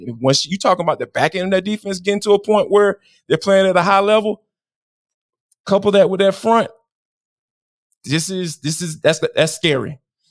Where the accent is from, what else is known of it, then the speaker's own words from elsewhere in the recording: Atlanta, Georgia, United States; And growing up in Atlanta, I still don't get it to this day.